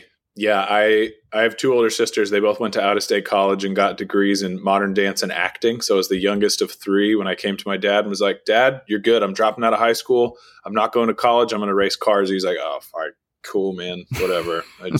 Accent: Austin, Texas, United States; You know, I grew up here in Austin. I'm just outside of Austin now at our rally ranch.

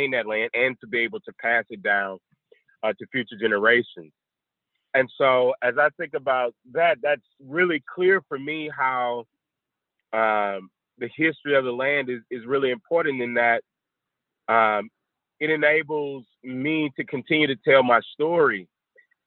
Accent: Mississippi, United States; moved away; I'm from Mississippi, a little town north of Jackson called Cannon

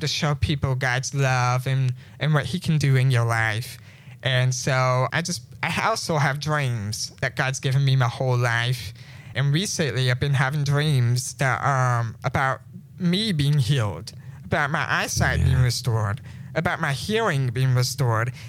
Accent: St. Louis, Missouri, United States; I was born in May 26, uh, 1998, in St. Louis, Missouri.

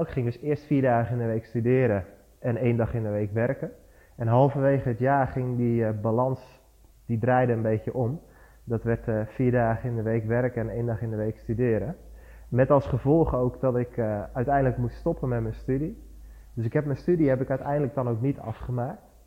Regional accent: Barneveld, Gelderland, Netherlands; ik kom uit Barneveld. Dat is een dorpje in het midden van Nederland, vlakbij Amersfoort en Apeldoorn

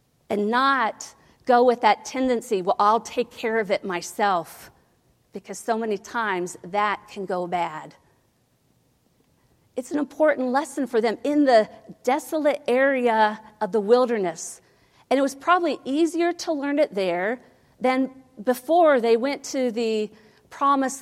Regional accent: Ohio, United States; I grew up in Ohio.

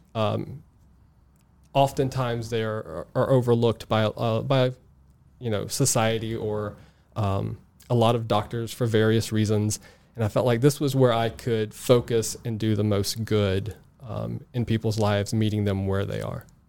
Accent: South Mississippi, United States; I grew up in South Mississippi, uh, halfway between Biloxi, Mississippi, and New Orleans, Louisiana, uh, in a very rural area

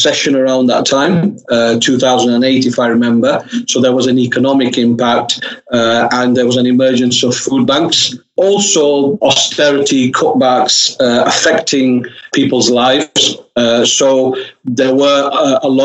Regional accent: Oldham, North West England, United Kingdom; I'm actually born and bred in Oldham, so it's sort of my local area, and I've lived there all my life

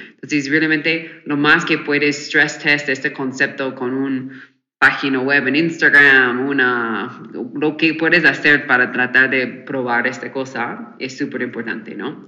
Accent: United States; Spanish is a second language; moved away as an adult; now in Mexico; yo soy de Estados Unidos, me mudé hace wow, este cinco o seis años ahora

